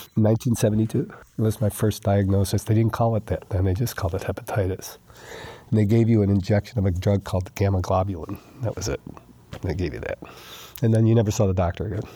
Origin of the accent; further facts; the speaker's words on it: New York, United States; moved away; I'm from New York. I've lived in a city my whole life